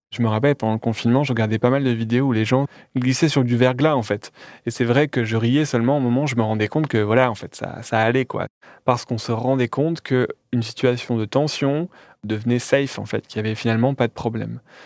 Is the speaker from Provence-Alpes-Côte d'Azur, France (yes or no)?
no; Calais, Hauts-de-France, France; à Calais, là où je suis né